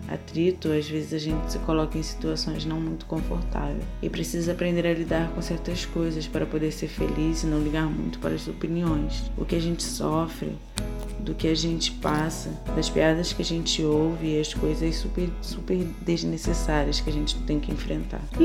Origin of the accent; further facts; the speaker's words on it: Rio de Janeiro, Brazil; now in São Paulo, Brazil; sou carioca, mas atualmente moro em São Paulo